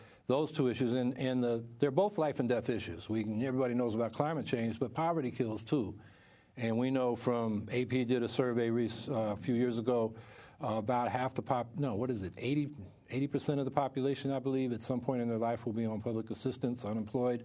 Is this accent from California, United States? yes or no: yes; California, United States; also born or lived in New England; now in Syracuse, United States; I'm originally from California